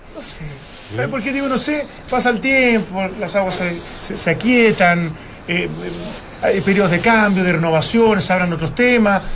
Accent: Chile

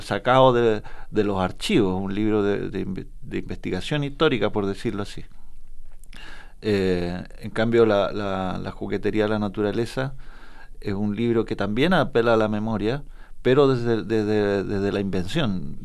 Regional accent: Temuco, Araucanía, Chile; nunca salí del, del, horroroso Temuco ni del habla de mi colegio

